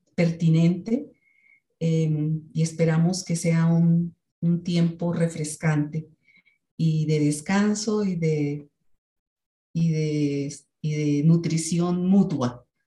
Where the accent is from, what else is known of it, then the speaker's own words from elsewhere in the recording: Colombia; now in Bogotá, Colombia; vengo de Colombia. Eh, vivo en una ciudad que se llama Bogotá, la capital del país, aunque no soy de, ese lugar.